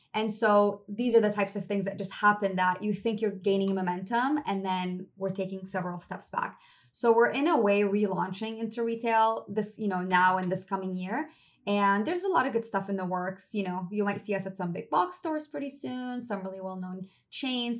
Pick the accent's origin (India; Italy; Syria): Syria; Damascus, Damascus Governorate; moved away; I'm half Syrian. I grew up in Syria and Damascus. I was there for my entire childhood